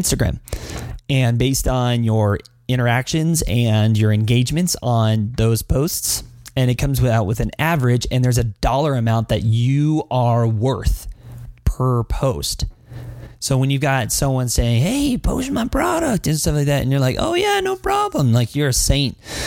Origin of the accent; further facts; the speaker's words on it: Las Vegas, Nevada, United States; also born or lived in Philippines; I'm from Vegas